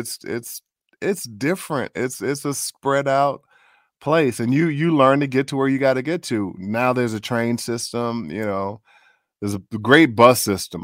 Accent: Chicago, Illinois, United States; moved away as an adult; also born or lived in Minneapolis; My folks are from the South, but I grew up in Chicago

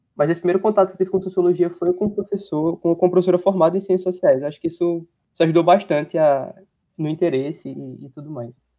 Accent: Caruaru, Pernambuco, Brazil; moved away as an adult; now in Recife, Brazil; Eu estudo no Federal em Recife e sou do Caruaru.

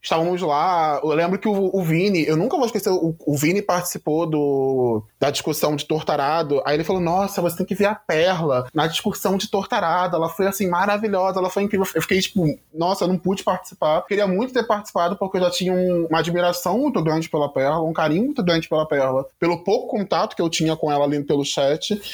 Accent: Rio de Janeiro, Brazil; now in Curitiba, Brazil; Eu sou carioca, mas eu tô morando atualmente em Curitiba

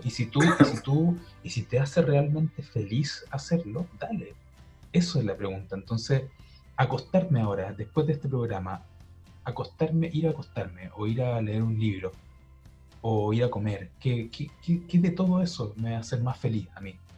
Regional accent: Santiago, Santiago Metropolitan Region, Chile; yo soy de Santiago

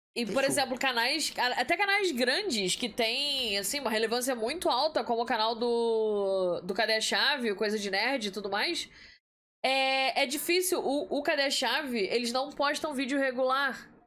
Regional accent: Nilópolis, Rio de Janeiro, Brazil; Fluminense de Nilópolis

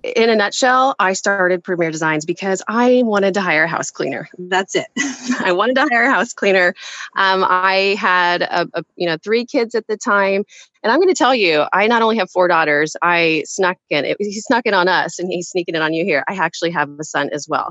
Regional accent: Kansas, United States; moved away as an adult; now in San Jose, United States; So we are both actually from Kansas. Kansas. I still think of myself as a Kansas girl at heart, um, even though I've lived in San Jose, California now for half my life

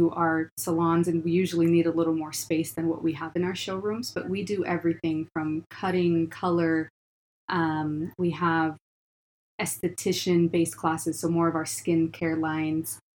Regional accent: Washington, United States; now in Utah, United States; We're originally from Washington. That's where our home base is at.

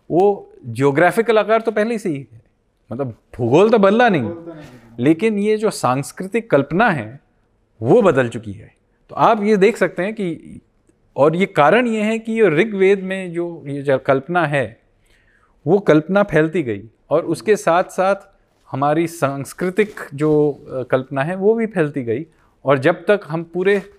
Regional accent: West Bengal, India; देखिए मैं बंगाली हूँ तो मैं एक हरियाणवी जनजाति के साथ मेरा क्या लगाव है

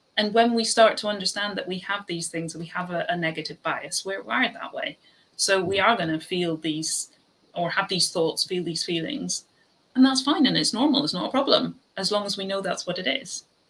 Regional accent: Ireland; I'm Irish

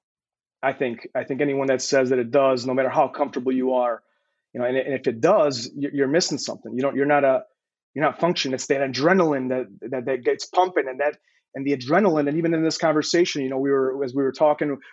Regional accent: Chicago, Illinois, United States; born or raised there; moved away as an adult; also born or lived in Croatia

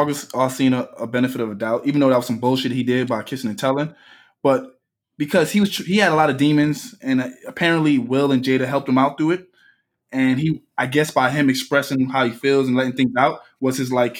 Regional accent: New York, United States; I'm from Brooklyn.

